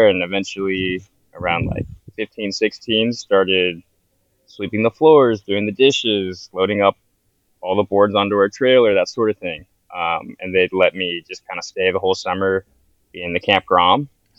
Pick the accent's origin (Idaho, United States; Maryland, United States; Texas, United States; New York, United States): Texas, United States; Houston; But I grew up surfing in Texas, of all places. So I lived in Houston, so about an hour from the closest beach, which would have been Galveston, Texas.